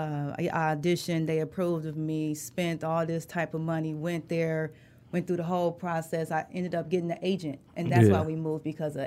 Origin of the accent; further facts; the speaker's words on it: Detroit, Michigan, United States; moved away; also born or lived in Los Angeles; West side. Joy Road, Evergreen.